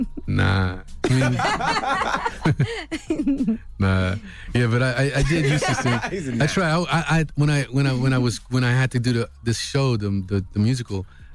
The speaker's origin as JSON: {"language": "English", "town": "Los Angeles", "region": "California", "country": "United States", "tie": "born or raised there", "also_born_or_lived": "Texas", "said": "I was born in Texas. I was raised in South Central till I was about 11, and then in California. Then we moved out to Carson on the Carson Compton line."}